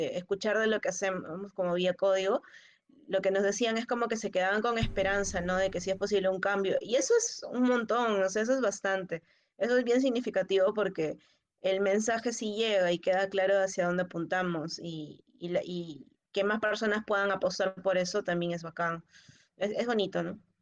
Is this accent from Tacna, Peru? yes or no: no; Lima, Peru; para los que somos de Lima a 100 metros sobre el nivel del mar